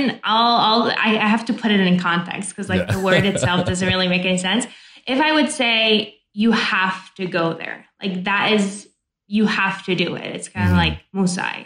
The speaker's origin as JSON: {"language": "English", "town": "Oradea", "region": "Bihor County", "country": "Romania", "tie": "born or raised there", "second_language": "English", "moved": "as an adult", "lives_now": "United States", "said": "where I grew up in Oradea"}